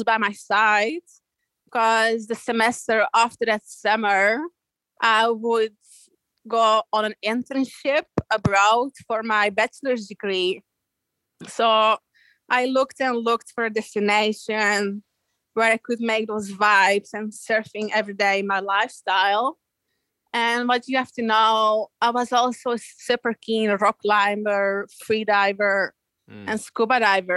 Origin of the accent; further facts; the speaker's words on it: Belgium; moved away as an adult; now in Australia; I grew up inland in Belgium